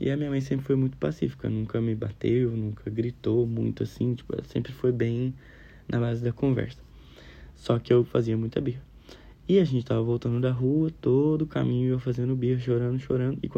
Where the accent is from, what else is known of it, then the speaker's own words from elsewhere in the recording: Minas Gerais, Brazil; eu sou de Minas Gerais. Eu fazia engenharia florestal lá em Minas Gerais, fiz dois anos e meio.